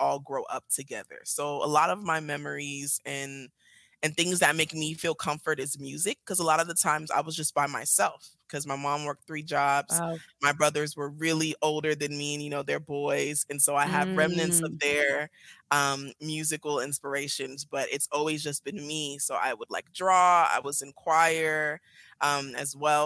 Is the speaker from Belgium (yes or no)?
no; Nigeria; moved away; I'm originally from Nigeria, like you said. Beautiful. I came here a little bit after my formative years.